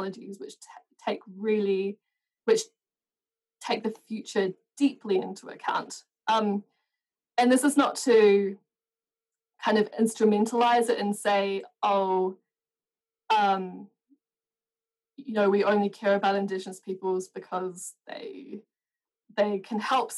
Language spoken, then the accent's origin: English; New Zealand; I'm from New Zealand